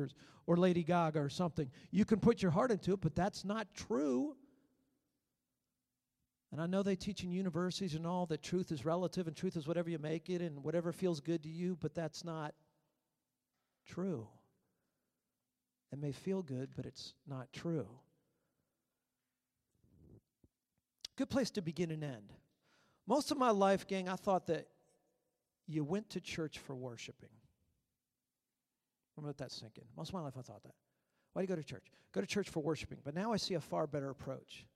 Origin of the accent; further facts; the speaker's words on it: Maryland, United States; moved away; When I was 16 years old, I was so fired up for God, but I lived in Maryland